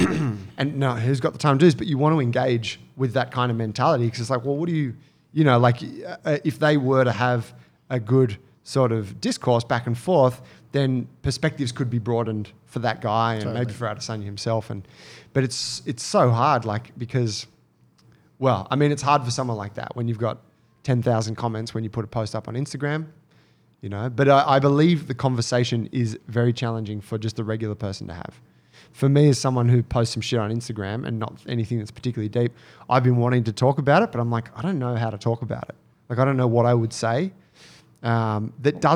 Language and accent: English; Australia; me being Australian